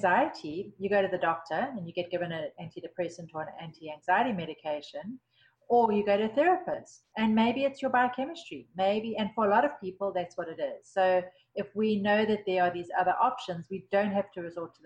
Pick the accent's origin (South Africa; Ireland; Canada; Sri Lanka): South Africa; moved away; I grew up in South Africa